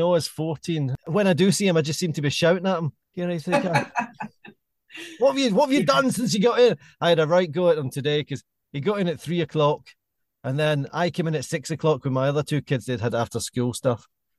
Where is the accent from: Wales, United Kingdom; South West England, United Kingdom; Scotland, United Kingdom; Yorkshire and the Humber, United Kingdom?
Scotland, United Kingdom; Glasgow; moved away as an adult; now in London, United Kingdom; I moved down to London I'm Glaswegian, moved down to London in 98.